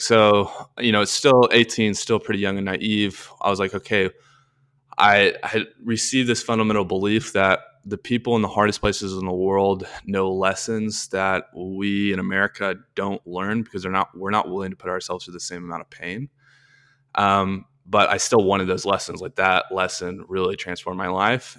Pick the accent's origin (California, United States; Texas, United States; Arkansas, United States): Arkansas, United States; moved away; I'm from Arkansas originally, went to the University of Arkansas